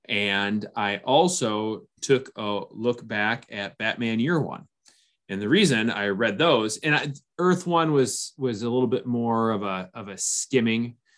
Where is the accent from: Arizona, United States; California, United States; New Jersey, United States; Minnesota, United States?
Minnesota, United States